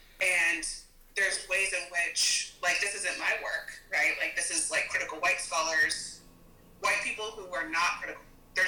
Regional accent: United States; I was born here in the States.

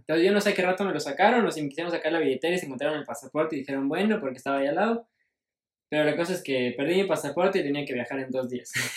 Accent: Ecuador; soy ecuatoriano

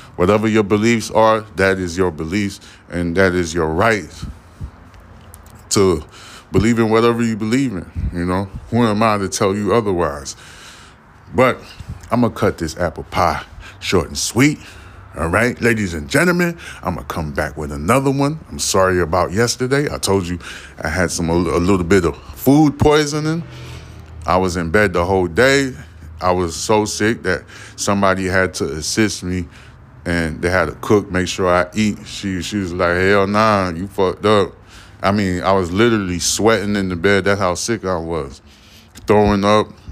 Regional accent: New York City, New York, United States; now in Houston, United States; I'm originally from Brooklyn, New York, but I've been living in goddamn Houston since, um, I've been in Houston since two thousand four

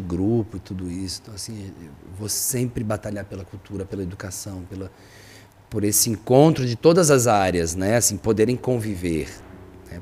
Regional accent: Barbacena, Minas Gerais, Brazil; eu sou de Barbacena, Minas Gerais

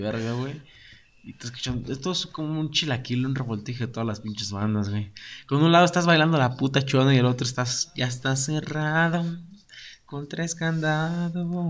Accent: San José, Mexico; Nosotros en San José

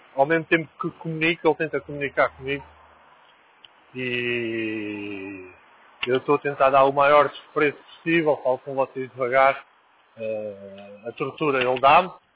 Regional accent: Lisbon, Portugal; also born or lived in Angola; Eu nasci em Lisboa e. e, e voltei para Angola

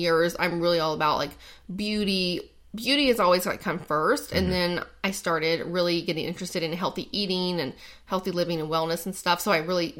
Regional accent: North Carolina, United States; moved away; also born or lived in Dallas, Texas; I'm from North Carolina, and then I moved to Texas. So, I actually claim both.

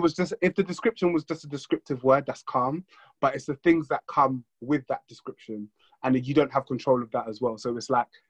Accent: WD postcode, East of England, United Kingdom; also born or lived in London / West Africa (heritage); man grew up in the suburbs. Man's got a postcode of WD

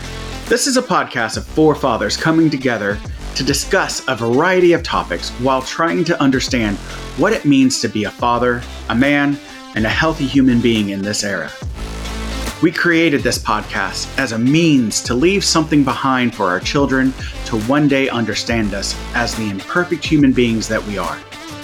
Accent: Iowa, United States; Like, I'm from Iowa, and like, that's not how you eat corn.

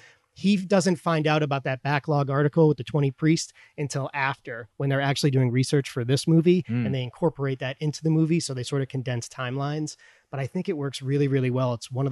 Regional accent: Boston, Massachusetts, United States; I grew up right around Boston, and I have lots of relatives, mostly from Dorchester.

